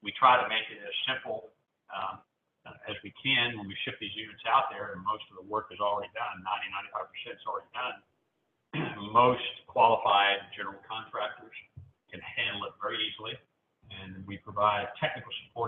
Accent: Nashville, Tennessee, United States; I'm also from Nashville

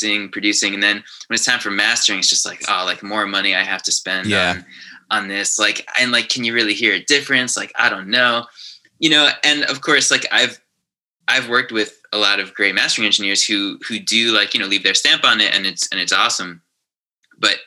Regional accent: Long Island, New York, United States; also born or lived in Manhattan, New York; Born and raised Long Island.

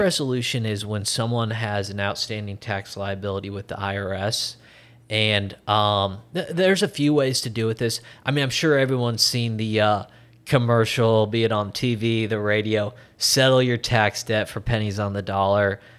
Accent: Iowa, United States; State of Iowa. I'm from Iowa, not the biggest state

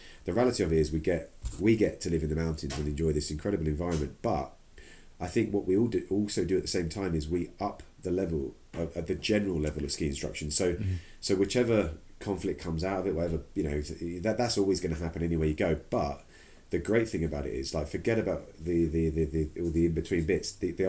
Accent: United Kingdom; especially as we're sitting here as British instructors

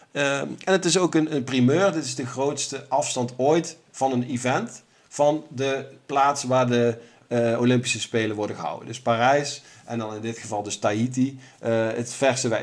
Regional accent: Netherlands; wij als Nederlanders

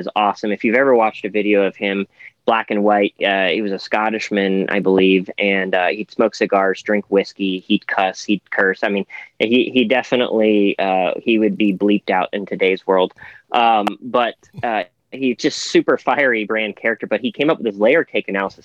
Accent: Toronto, Ontario, Canada; I was born in Toronto

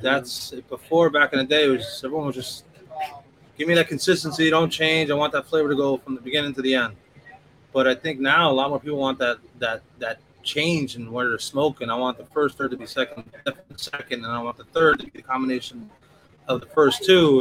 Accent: New York City, New York, United States; growing up in New York City and just the out suburbs of New York

